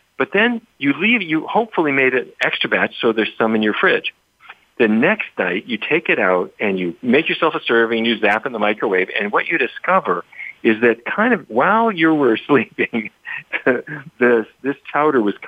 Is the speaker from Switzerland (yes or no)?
no; Fargo, North Dakota, United States; When I was a kid growing up in Fargo